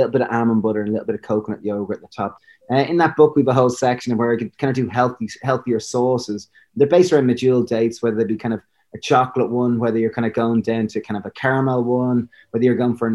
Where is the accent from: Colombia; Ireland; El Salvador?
Ireland; I'm a divil being Irish